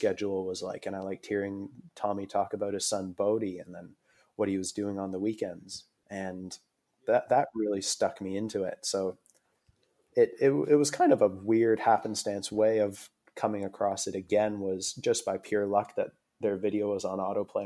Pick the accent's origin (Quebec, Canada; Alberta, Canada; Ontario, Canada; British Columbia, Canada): Ontario, Canada; Aurora; moved away as an adult; also born or lived in Toronto, Canada; now in Australia; I was born in a town called Aurora, which is about 45 minutes north of Toronto